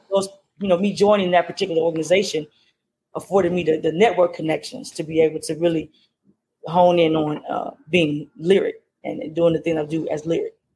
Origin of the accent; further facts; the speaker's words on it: Louisiana, United States; now in Maryland, United States; I'm originally from Louisiana, as you said, and um, I now live in Maryland